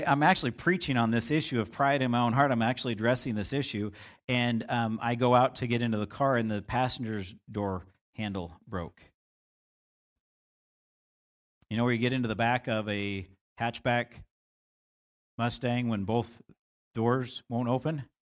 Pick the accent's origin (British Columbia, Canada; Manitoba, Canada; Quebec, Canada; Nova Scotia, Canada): British Columbia, Canada; Vancouver; And I grew up in the Vancouver area.